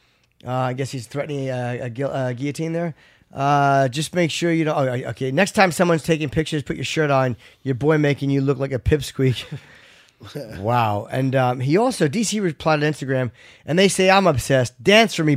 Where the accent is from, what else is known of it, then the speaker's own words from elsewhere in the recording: Ireland; as an Irish guy